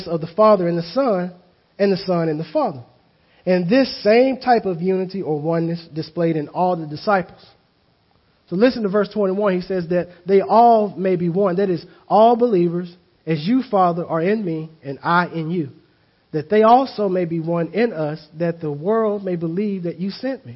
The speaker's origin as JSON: {"language": "English", "region": "the South", "country": "United States", "tie": "born or raised there", "said": "I grew up in the South"}